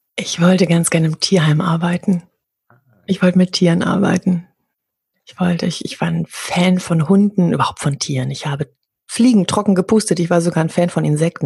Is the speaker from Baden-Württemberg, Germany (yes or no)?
no; Hamburg, Germany; Ich komme ja aus Hamburg.